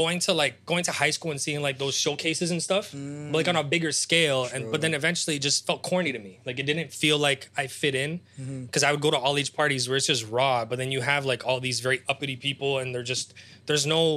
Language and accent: English; Toronto, Ontario, Canada; also born or lived in Ukraine; I came to Canada when I was 6.5, 7. I'm Ukrainian. Like, that's my nationality